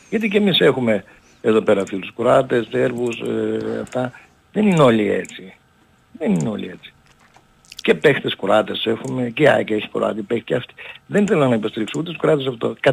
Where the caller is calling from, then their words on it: Germany; είμαι από Γερμανία.